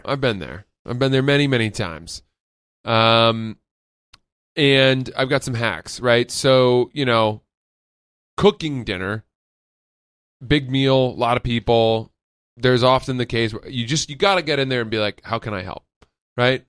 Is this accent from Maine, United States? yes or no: yes; Maine, United States; now in Brooklyn, United States; I grew up in Maine